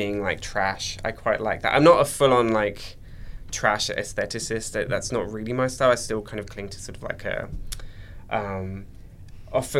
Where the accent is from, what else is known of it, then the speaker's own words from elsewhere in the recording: Essex, East of England, United Kingdom; also born or lived in Cyprus / London; I was born in Cyprus, but I moved to England when I was about 5 years old. Cool. And I grew up in a county just outside of London. It's called Essex.